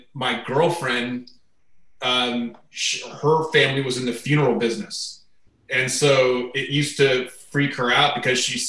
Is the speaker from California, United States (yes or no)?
no; Tempe, Arizona, United States; moved away as an adult; also born or lived in East Coast; now in Phoenix, United States; I'm one of the few people you'll meet that's a Phoenix native. So I grew up in Tempe, actually